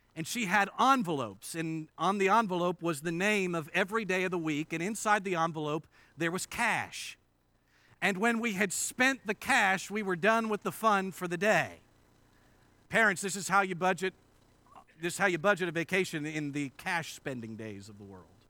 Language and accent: English; Indiana, United States; moved away; I grew up in Indiana, and this is the first time, uh, since high school that I've been invited to preach at a church in Indiana